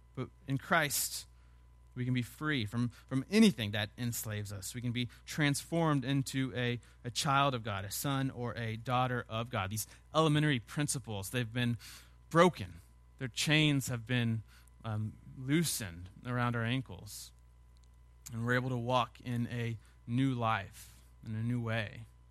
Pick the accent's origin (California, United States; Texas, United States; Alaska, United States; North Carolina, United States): Texas, United States; Sugar Land; I grew up in Sugarland